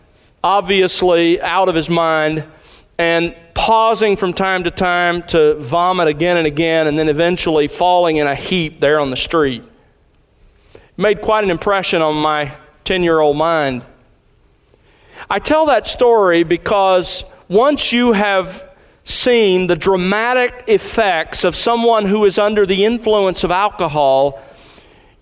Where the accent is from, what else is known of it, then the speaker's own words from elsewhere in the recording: Mobile, Alabama, United States; my hometown, Mobile, Alabama. Even when I was growing up